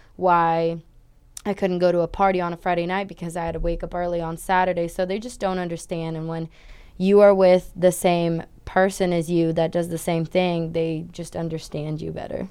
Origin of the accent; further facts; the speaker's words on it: São Paulo, Brazil; moved away as an adult; also born or lived in Switzerland; now in United States; I'm originally from Brazil in a city and state called Sao Paulo